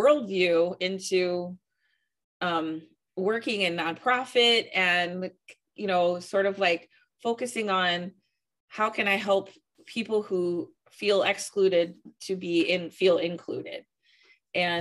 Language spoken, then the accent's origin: English; St. Louis, Missouri, United States; also born or lived in Virginia; I grew up in the county, moved to the city and made the city my home